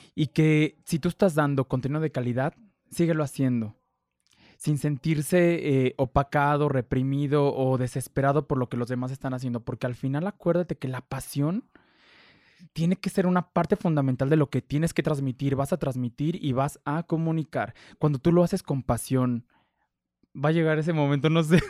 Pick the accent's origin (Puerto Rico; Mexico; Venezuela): Mexico; como mexicanos, de que individualmente no queremos compartir